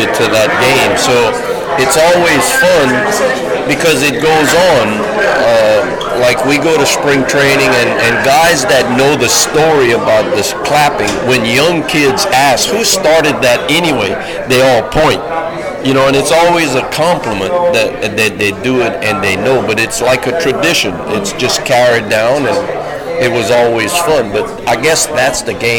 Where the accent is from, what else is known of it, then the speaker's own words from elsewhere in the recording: Louisiana, United States; moved away as an adult; I'm from Louisiana